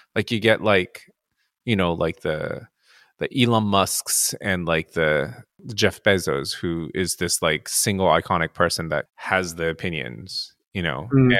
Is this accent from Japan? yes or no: yes; Japan; I'm um, Japanese and I grew up in Japan